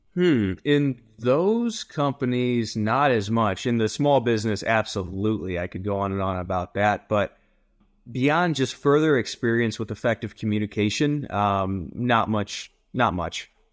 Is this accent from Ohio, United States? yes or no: yes; rural Ohio, United States; now in Colorado Springs, United States; I originally from rural Ohio, a joke that I grew up in a cornfield